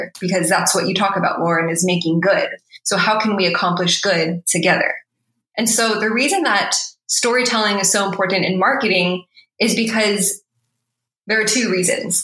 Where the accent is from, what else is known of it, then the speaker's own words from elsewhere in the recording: United States; especially as a Filipino American immigrant kid growing up in suburbia.